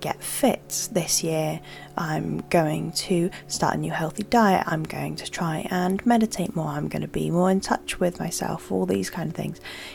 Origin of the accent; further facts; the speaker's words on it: United Kingdom; I'm British and it's cold here all the time